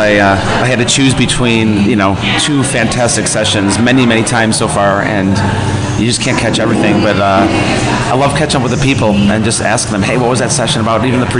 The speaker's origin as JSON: {"language": "English", "town": "Buffalo", "region": "New York", "country": "United States", "also_born_or_lived": "Tampa, Florida", "moved": "yes", "lives_now": "Florida, United States", "said": "Even though I'm originally from Buffalo, but still, I've been to Florida a long time"}